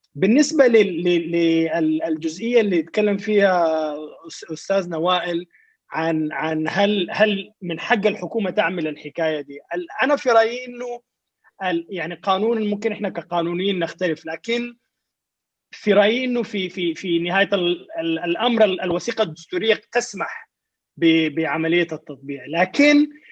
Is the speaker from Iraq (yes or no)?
no; Sudan